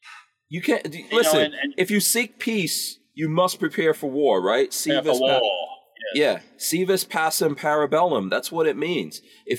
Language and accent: English; New York, United States; I remember growing up in New York, and if you had something nice, people will come up to you and go, what are you going to do for that?